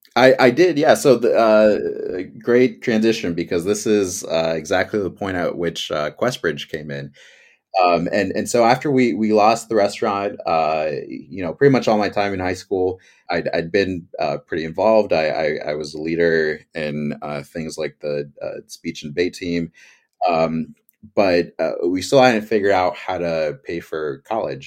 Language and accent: English; Campbell, California, United States; my hometown, Campbell, California, here in the beautiful Bay Area